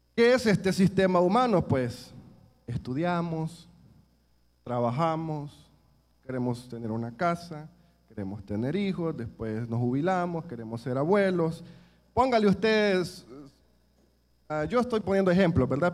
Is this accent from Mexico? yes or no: no; El Salvador; nuestro país